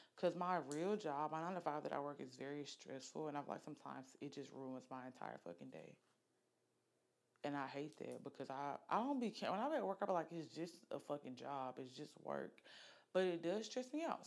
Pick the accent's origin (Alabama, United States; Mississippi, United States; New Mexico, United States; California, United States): Alabama, United States; Oxford; moved away as an adult; also born or lived in Norfolk, Virginia; now in Birmingham, United States; I'm from Oxford, Alabama, raised. I was not born in Oxford. I was born in Norfolk, Virginia